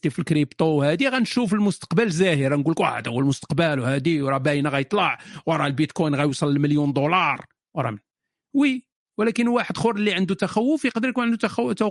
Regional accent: Morocco; now in France; انا مغربي من فرنسا او باريس

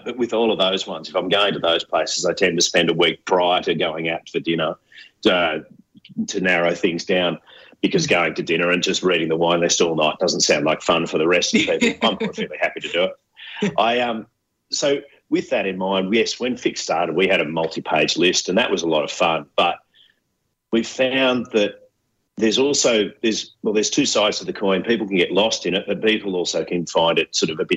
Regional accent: Coffs Harbour, New South Wales, Australia; moved away as an adult; now in Sydney, Australia; I grew up in North Coast, New South Wales, a town called Coffs Harbour

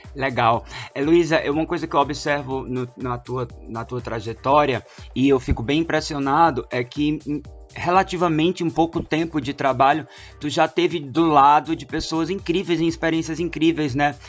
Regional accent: Crato, Ceará, Brazil; moved away; a Prefeitura do Crato, que é a cidade onde cresci

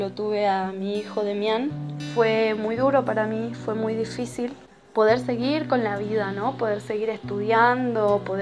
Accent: Salta, Argentina; also born or lived in San Antonio de los Cobres; Nací en Salta Capital. Me crié con una familia bastante abierta para su

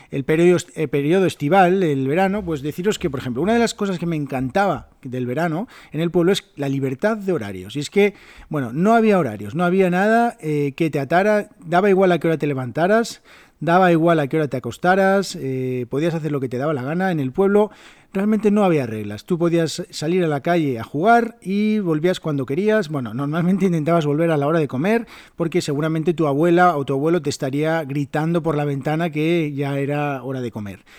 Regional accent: Oviedo, Asturias, Spain; also born or lived in Salas; mi pueblo se llama Salas, eh, Salas que está en la zona eh, occidental de Asturias, está como a una hora de mi ciudad, de Oviedo.

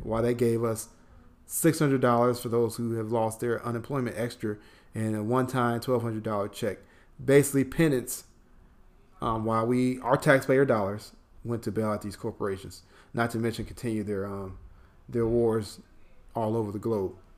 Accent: Chicago, Illinois, United States; now in Atlanta, United States; I'm from Chicago

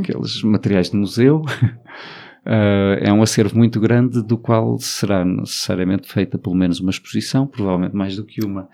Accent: Alentejo, Portugal; o Alentejo, que é a minha terra

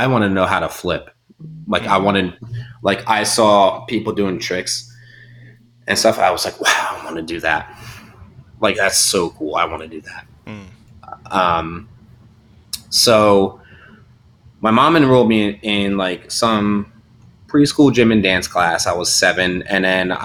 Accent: Delaware County, Pennsylvania, United States; I grew up in Delaware County, Pennsylvania

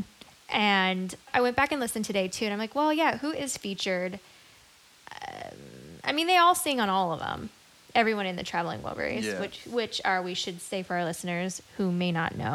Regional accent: Los Angeles, California, United States; I was born in Reseda

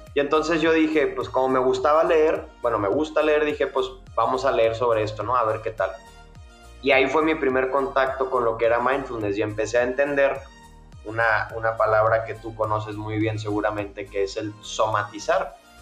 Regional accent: Monterrey, Nuevo León, Mexico; accent: Mexican; moved away as an adult; now in Mexico City, Mexico; yo soy de Monterrey, una ciudad al norte de México, pero desde hace dos años vivo en la Ciudad de México por cuestiones de trabajo

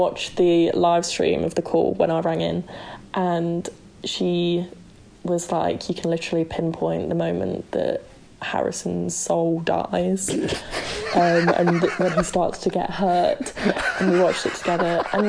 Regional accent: England, United Kingdom; my fellow Englishman will enjoy it.

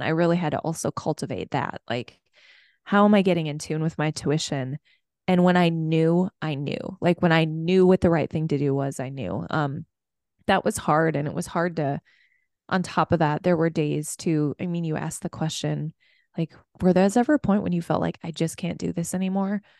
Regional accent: Minneapolis, Minnesota, United States; I'm from Minneapolis

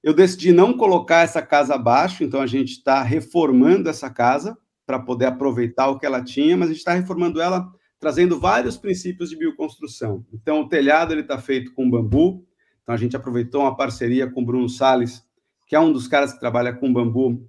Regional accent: Itanhaém, São Paulo, Brazil; moved away; Eu sou originalmente de Itanhaém, mas Fiquei fora daqui por 40 anos, voltei agora

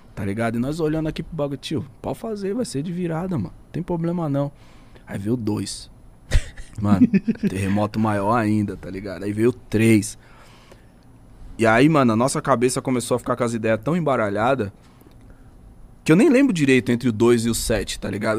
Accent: Brazil; eu entreguei meu passaporte pra mina, ela olhou, brasileiro

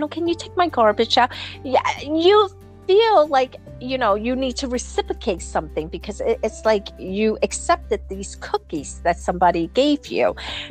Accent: New Jersey, United States; look, I'm a nobody from New Jersey, you know

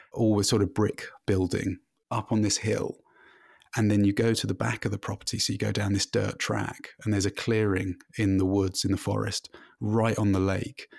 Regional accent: London, United Kingdom; moved away as an adult; now in Canada; I've been full-time living in Canada, but I'm originally from London in the U K

